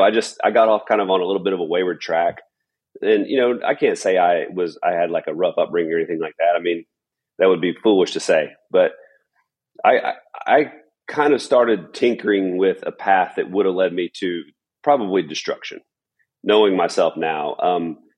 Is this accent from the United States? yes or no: yes; Florence, Alabama, United States; also born or lived in Huntsville, Alabama; I was born in Huntsville, Alabama, and my family moved over to Florence, Alabama when I was about five.